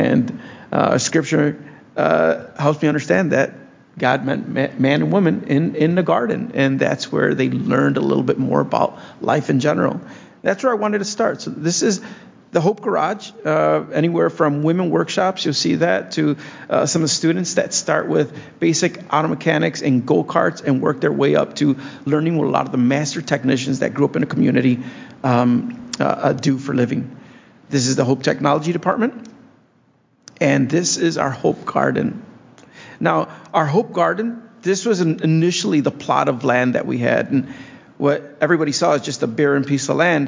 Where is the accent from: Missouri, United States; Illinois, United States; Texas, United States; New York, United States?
Illinois, United States; Blue Island; growing up in Blue Island